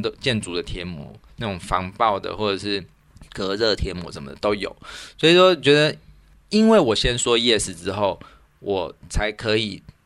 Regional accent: Zhongli, Taoyuan, Taiwan; moved away; 虽然说中立是我故乡，但是其实我感到很陌生

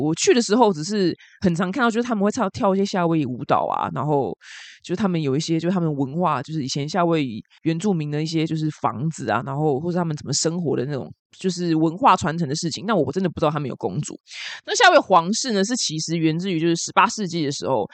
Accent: Taiwan; 我们台湾人全部都在这里

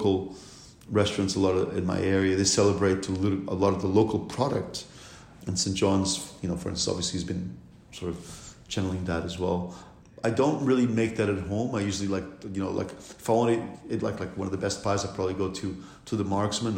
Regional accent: Lisbon, Portugal; moved away; Lisbon, my hometown

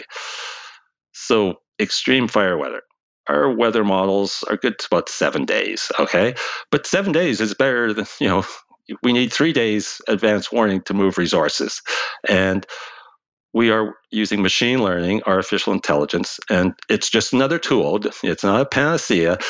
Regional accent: Canada; for us in Canada

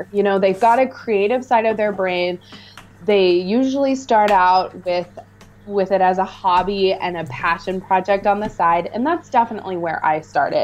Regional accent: Missoula, Montana, United States; moved away as an adult; also born or lived in Seattle, Washington; I'm from Montana. I have had a phenomenal opportunity in my life to travel lots and live in different places, but I decided to come back to Montana and put some roots back in my hometown

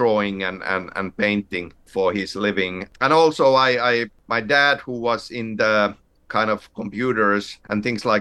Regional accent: Finland; growing up in Finland, where pretty much every family has a summer cabin

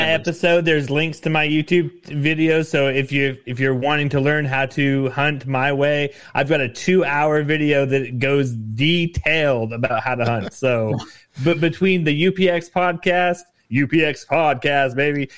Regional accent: Nevada, United States; with Nevada being my home state

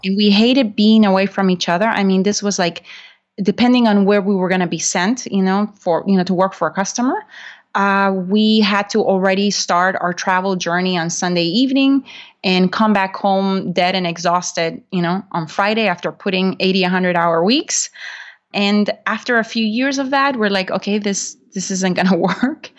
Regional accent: Honduras; English is a second language; moved away as an adult; also born or lived in Macomb, Illinois, United States; now in United States; I'm originally from Honduras

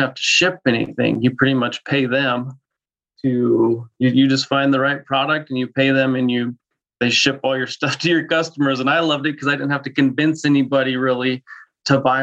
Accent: Denver, Colorado, United States; moved away as an adult; now in Spokane, United States; Born and raised in Denver, moved to Spokane about 5 years ago with all my family

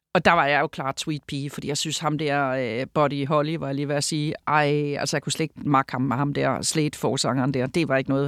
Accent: Sønderborg, Southern Denmark, Denmark; moved away as an adult; now in Copenhagen, Denmark; Vi flyttede til Sønderborg, da jeg var fem år gammel, og der er jeg så vokset op. Så jeg er vokset op i Sønderborg, men jeg er født i København

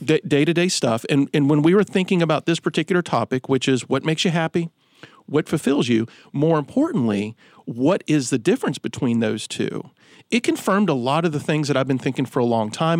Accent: Roanoke, Virginia, United States; growing up in Roanoke, there was a, a, facility

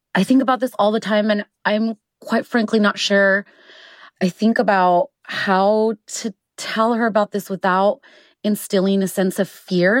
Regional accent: El Paso, Texas, United States; my hometown of El Paso

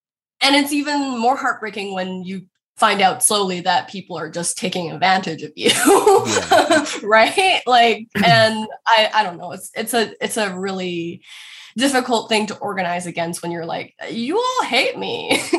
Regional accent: Richmond, British Columbia, Canada; I didn't grow up experiencing overt racist violence when I grew up in Richmond. Richmond is an extremely East Asian and Chinese suburb

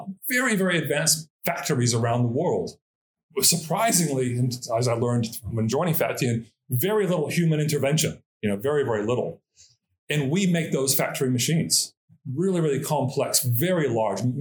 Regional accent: Los Angeles, California, United States; moved away as an adult; also born or lived in Christchurch, New Zealand; now in Auckland, New Zealand; growing up in Los Angeles

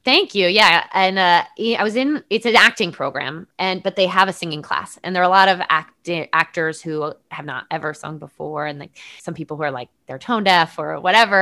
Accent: Connecticut, United States; I grew up in Connecticut, you know, close, close-ish to Sandy Hook

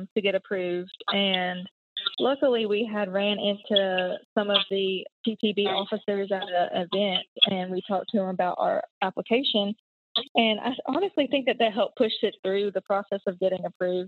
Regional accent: North Carolina, United States; also born or lived in Charleston; I grew up in North Carolina

